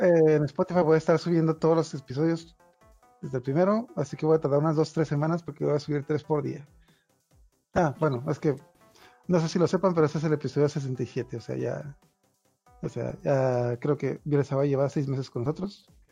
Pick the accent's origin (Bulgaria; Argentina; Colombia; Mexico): Mexico; now in Tijuana, Mexico; aquí todos somos de México